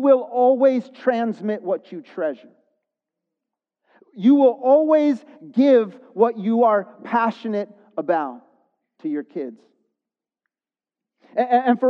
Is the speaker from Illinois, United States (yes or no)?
yes; Chicago, Illinois, United States; because I grew up in the Chicago area, we're Chicago sports fans